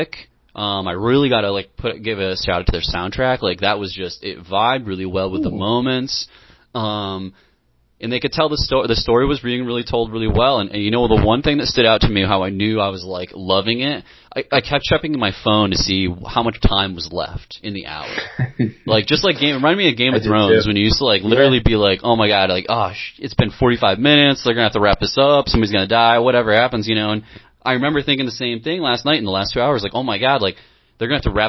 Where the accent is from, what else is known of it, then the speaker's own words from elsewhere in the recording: Cooperstown, New York, United States; very much baseball growing up in Cooperstown, New York